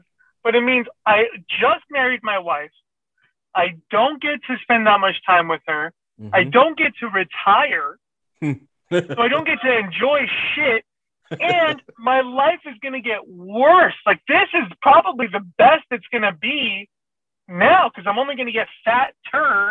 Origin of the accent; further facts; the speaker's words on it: Iran; English is a second language; moved away; I'm a foreigner, I'm from Iran